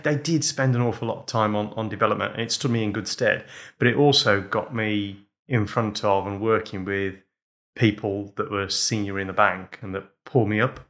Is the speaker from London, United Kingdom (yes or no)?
no; Wolverhampton, West Midlands, United Kingdom; we grew up in pubs, so when I was two weeks old, uh, we moved into our first pub in Wolverhampton